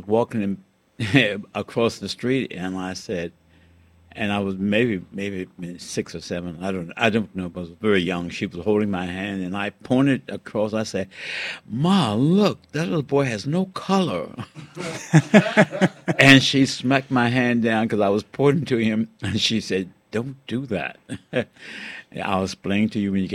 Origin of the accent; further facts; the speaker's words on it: Richmond, Virginia, United States; I was born in 1929 in Richmond, Virginia